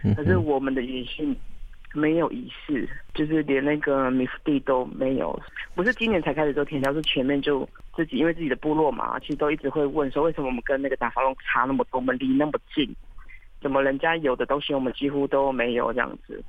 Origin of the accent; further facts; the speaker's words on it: Hualien City, Hualien County, Taiwan; also born or lived in Fata'an (Mataian) tribe, Hualien; 那我没有在部落长大，我是在花莲市长大的